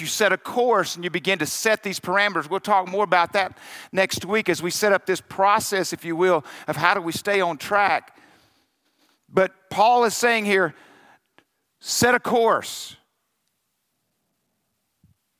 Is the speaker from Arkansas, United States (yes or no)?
yes; Arkansas, United States; I'm from Arkansas